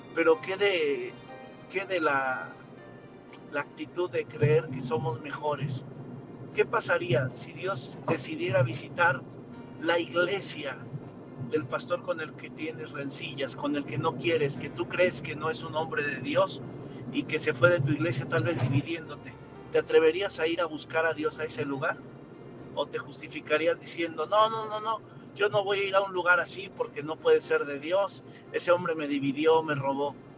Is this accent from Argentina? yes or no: no; Mexico; como mexicanos